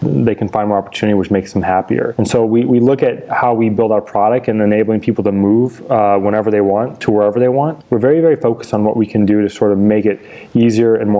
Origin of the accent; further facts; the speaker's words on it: Indiana, United States; moved away; I'm from Indiana